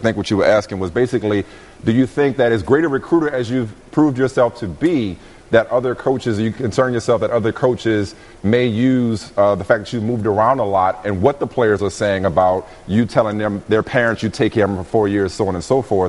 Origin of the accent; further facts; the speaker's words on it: New Orleans, Louisiana, United States; Growing up in New Orleans, I came up in the Casey Weldon or Amp Lee, Bar None days.